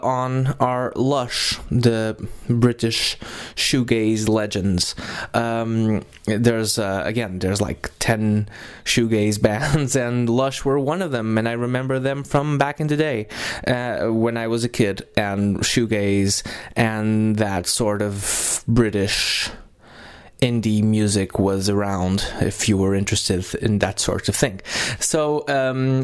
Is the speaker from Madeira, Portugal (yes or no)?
no; Lisbon, Portugal; we are originally from Lisbon and are in Lisbon right now